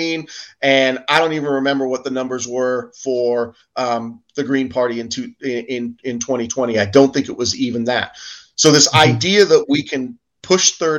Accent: England, United Kingdom; now in United States; I grew up in England

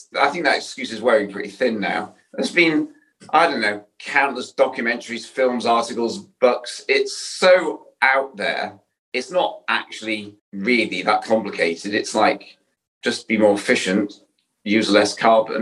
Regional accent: Yorkshire and the Humber, United Kingdom; I'm from Yorkshire.

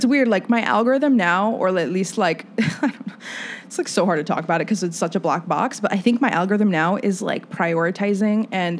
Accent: Fort Wayne, Indiana, United States; moved away; growing up in Fort Wayne, and I love where I'm from

